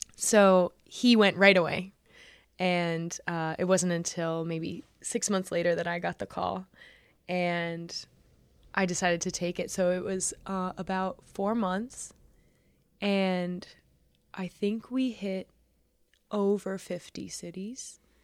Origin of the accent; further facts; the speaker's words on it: New York, United States; I grew up in New York